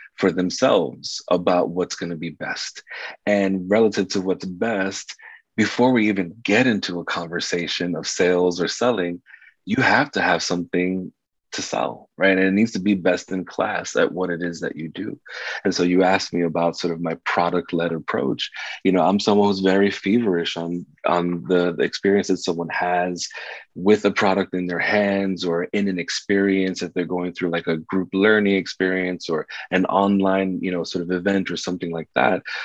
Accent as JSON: {"language": "English", "town": "New York City", "region": "New York", "country": "United States", "tie": "born or raised there", "said": "I was raised in New York City during the 80s and 90s in the South Bronx."}